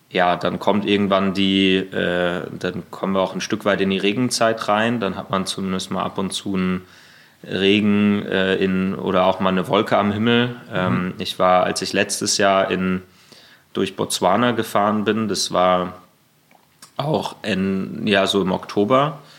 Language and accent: German; Berlin, Germany; Ja, ja, ja, Berlin. genau.